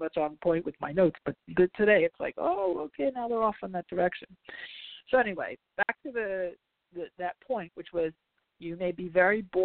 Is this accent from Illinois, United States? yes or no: no; New Jersey, United States; I'm from Jersey